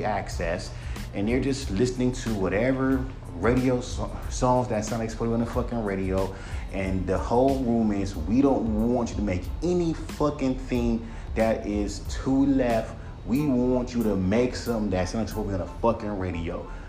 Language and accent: English; West Coast, United States; the only thing that's unique is that I'm from the West Coast and I'm rapping over a UK drill beat.